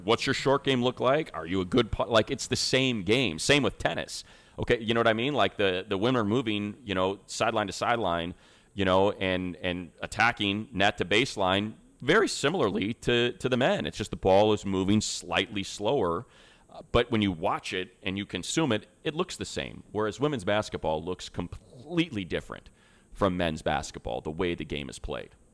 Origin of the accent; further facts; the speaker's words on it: Northwest Indiana, United States; also born or lived in Chicago; now in Southern California, United States; I was born and raised in Northwest Indiana, south side of Chicago